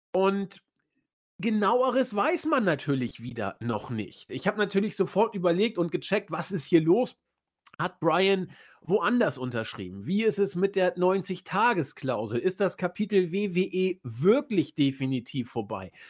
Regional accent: Hamburg, Germany; mir als Hamburger, der ich bin

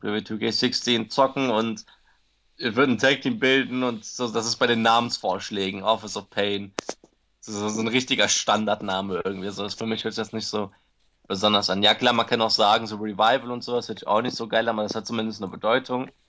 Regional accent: Cologne, North Rhine-Westphalia, Germany; moved away; nach Hause, nach Köln

